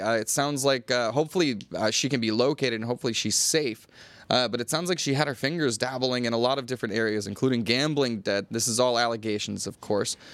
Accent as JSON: {"language": "English", "country": "United States", "moved": "yes", "lives_now": "Thailand", "said": "as an American"}